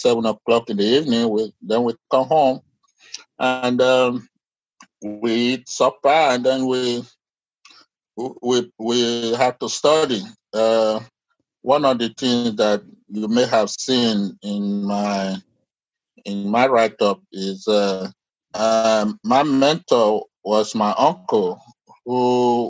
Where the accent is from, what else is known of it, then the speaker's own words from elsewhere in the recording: Nigeria; now in United States; I grew up in Nigeria